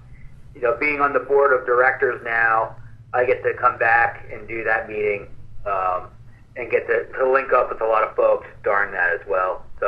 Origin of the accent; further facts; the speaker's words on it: New York, United States; also born or lived in California; now in Austin, United States; So I grew up in New York, and I spent 13 years in Cali. So I'm always like a big city kind of a guy.